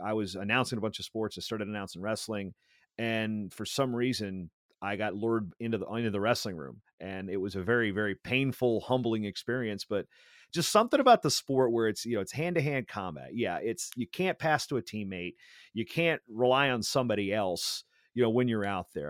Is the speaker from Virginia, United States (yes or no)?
yes; Hampton, Virginia, United States; moved away as an adult; also born or lived in Minnesota; I ultimately grew up in that area, uh, Hampton, Newport News area